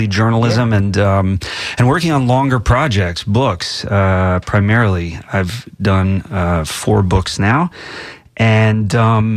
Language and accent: English; Moore, Oklahoma, United States; moved away as an adult; also born or lived in Tulsa, Oklahoma / Slick, Oklahoma; now in Tampa, United States; I grew up in Oklahoma. I was born in Tulsa.